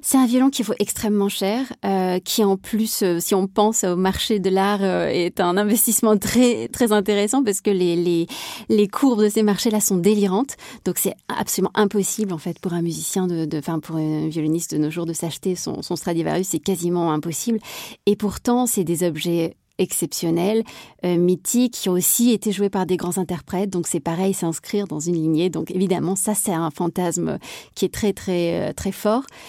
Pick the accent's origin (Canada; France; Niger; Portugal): France; Marseille, Provence-Alpes-Côte d'Azur; also born or lived in Berlin, Germany; now in Paris, France; je suis marseillaise